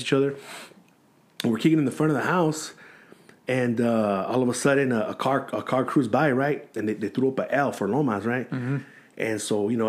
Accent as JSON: {"language": "English", "town": "San Gabriel", "region": "California", "country": "United States", "tie": "born or raised there", "also_born_or_lived": "La Puente", "said": "I grew up in San Gabriel, mm-hmm. which is, like, the reason why they call it the San Gabriel Valley. That's where I grew up"}